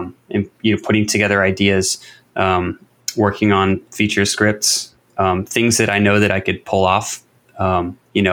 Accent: United States; as an American

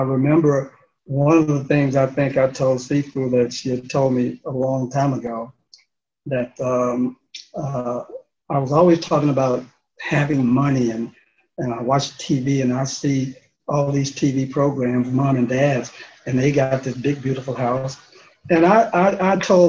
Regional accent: Memphis, Tennessee, United States; moved away as an adult; also born or lived in Philadelphia; Memphis was my hometown, South Memphis

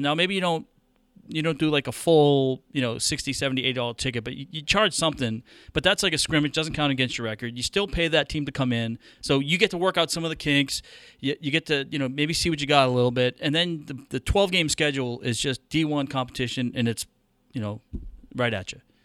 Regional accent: New England, United States; moved away; I grew up in New England

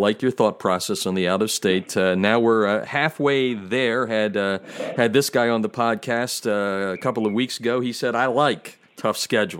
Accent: Pennsylvania, United States; my home state of Pennsylvania.

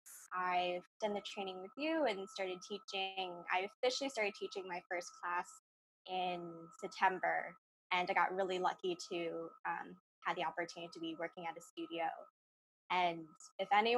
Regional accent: Ossining, New York, United States; I'm from Austining, New York in Westchester County

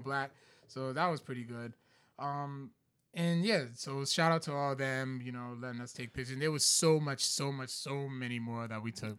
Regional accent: Providence, Rhode Island, United States; Eddy Street, which is, like, up the street from where I grew up

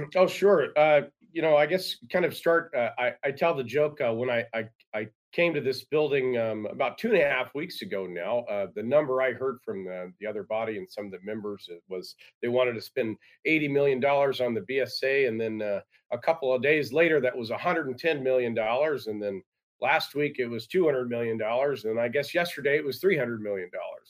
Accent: Seattle suburbs, Washington, United States; now in Alaska, United States; I grew up in the Seattle suburbs

